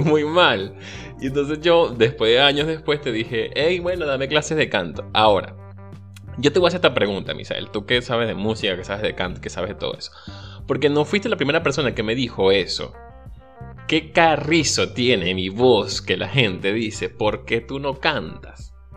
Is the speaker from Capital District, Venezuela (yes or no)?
no; La Victoria, Aragua, Venezuela; moved away as an adult; yo soy de la Victoria en el estado de Aragua